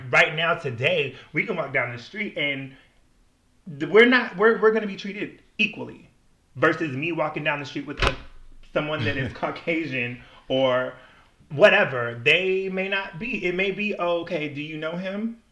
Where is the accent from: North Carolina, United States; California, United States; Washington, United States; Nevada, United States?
Washington, United States; also born or lived in Milwaukee, Wisconsin; I grew up in Washington State, and Washington State is just very diverse